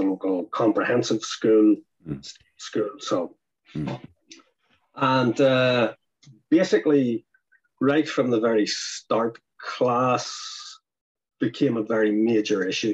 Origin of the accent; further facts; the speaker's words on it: near Belfast, Northern Ireland, United Kingdom; where I was from